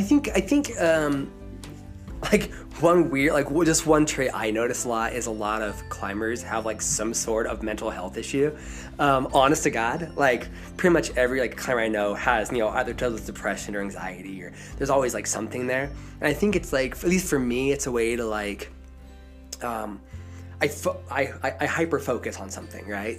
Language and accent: English; southern Idaho, United States; now in Colorado, United States; I am from Idaho, from southern Idaho. If you've seen Napoleon Dynamite, that's where I'm from